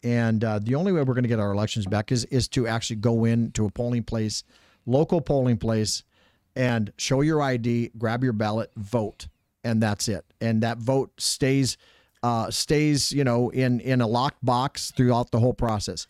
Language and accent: English; Minnesota, United States; moved away; I'm from Minnesota